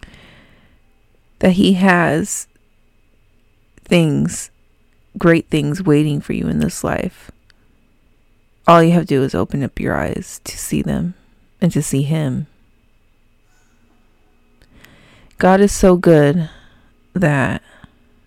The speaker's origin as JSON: {"language": "English", "region": "California", "country": "United States", "said": "I'm from California"}